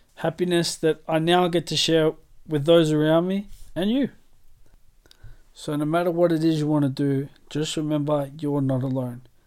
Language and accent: English; Australia; moved away as an adult; now in United Kingdom; I'm Australian through and through